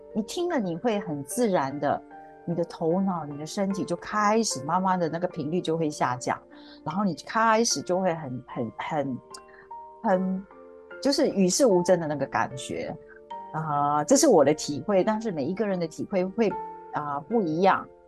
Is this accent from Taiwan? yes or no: yes; Taiwan; moved away as an adult; now in Singapore; 我住在新加坡，我是台湾人，我住在这里已经有，应该二十五年了。那么，啊，我是一位，其实我是一位很平凡的家庭主妇